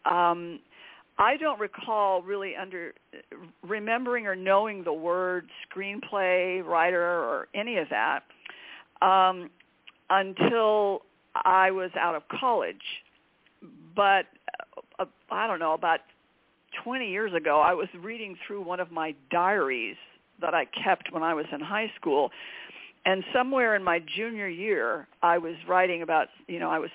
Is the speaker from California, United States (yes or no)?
no; El Paso, Texas, United States; I'm growing up in El Paso, Texas